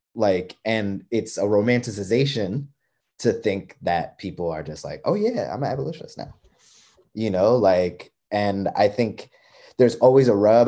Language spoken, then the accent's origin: English; East Coast, United States; moved away as an adult; I'm not a Midwesterner. I'm like an East Coaster through and through.